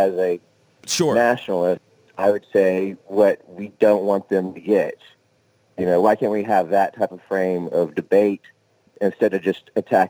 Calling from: Oklahoma, United States; from Oklahoma.

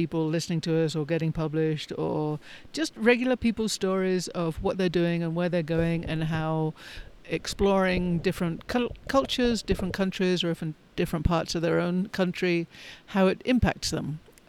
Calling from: Colorado, United States; Today I am recording from Southern Colorado near Pagosa Springs.

